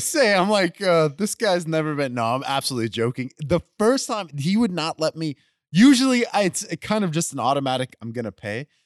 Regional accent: Spring, Texas, United States; also born or lived in West University Place, Texas; I grew up in Spring, Texas

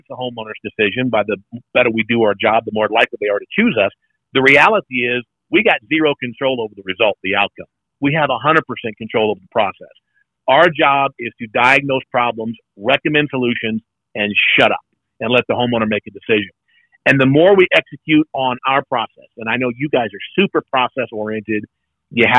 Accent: South Louisiana, United States; I grew up in South Louisiana

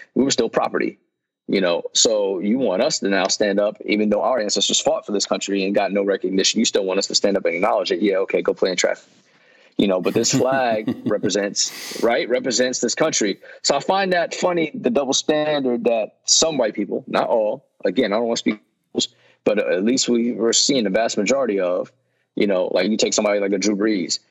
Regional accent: Yonkers, New York, United States; moved away; also born or lived in Mount Vernon, New York / North Carolina; where I grew up in Yonkers

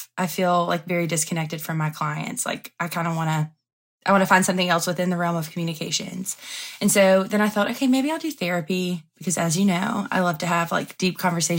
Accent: Andalusia, Alabama, United States; I'm from Andalusia, Alabama.

